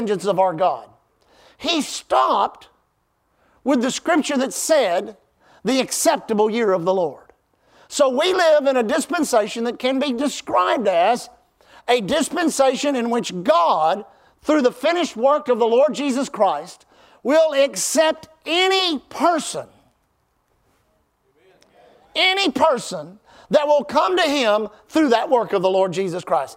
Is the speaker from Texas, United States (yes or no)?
yes; South Houston, Texas, United States; I grew up in South Houston, South, where Houston, South Houston, and Pasadena come together